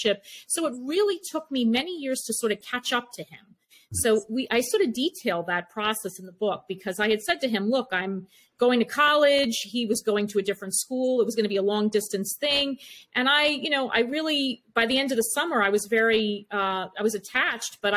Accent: East Meadow, New York, United States; I was from East Meadow.

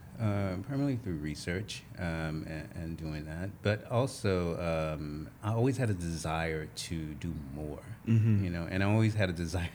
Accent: Toomsuba, Mississippi, United States; moved away as an adult; also born or lived in Louisiana; now in Los Angeles, United States; So I grew up in Mississippi. That's where I was born and actually went to school for most of my life.

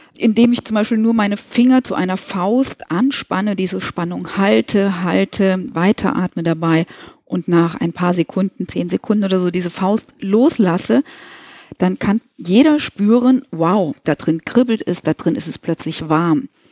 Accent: Kassel, Hesse, Germany; now in Koblenz, Germany; lebe im lustigen Rheinland in Koblenz, und ich glaube, der Frohsinn, der ist schon immer in meinem Gemüt, obwohl ich gebürtig aus Nordhessen komme, aus Kassel.

